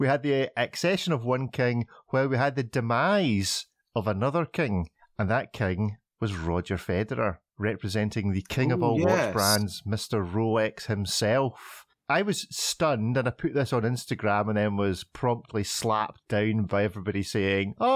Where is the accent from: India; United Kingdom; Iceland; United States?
United Kingdom; Scotland; as a proud Scotsman